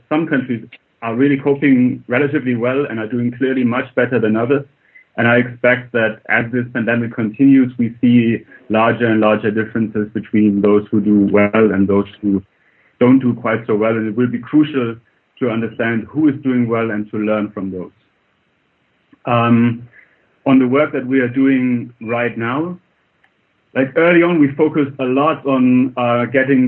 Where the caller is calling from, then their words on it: Oxford, South East England, United Kingdom; calling from Oxford, where I'm a researcher here at the university